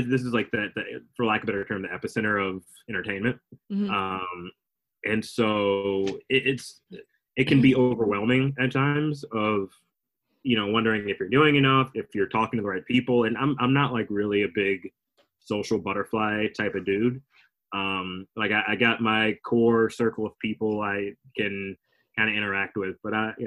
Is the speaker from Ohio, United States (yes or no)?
no; Alabama, United States; moved away as an adult; also born or lived in Texas / Chicago; 5 to, like, 21. I was in Alabama